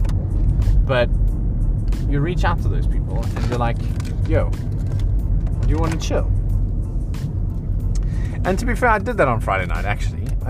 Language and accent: English; Johannesburg, Gauteng, South Africa; moved away; I'm from Joburg.